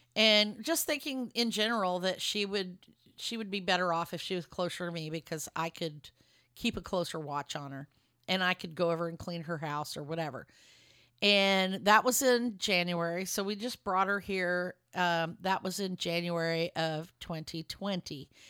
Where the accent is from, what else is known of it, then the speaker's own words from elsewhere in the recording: Lubbock, Texas, United States; also born or lived in Dallas area, Texas; now in Dallas, United States; my hometown of Lubbock, Texas. I'm in the Dallas area right now